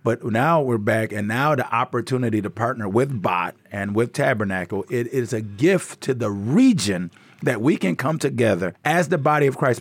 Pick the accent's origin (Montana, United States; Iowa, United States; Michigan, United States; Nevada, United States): Michigan, United States; Inkster; moved away as an adult; also born or lived in Tanzania; now in South Africa; I'm from Inkster, Michigan, right outside of Detroit